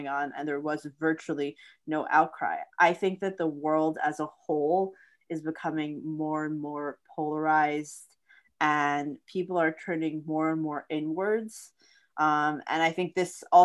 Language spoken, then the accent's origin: English; Florida, United States; growing up in Florida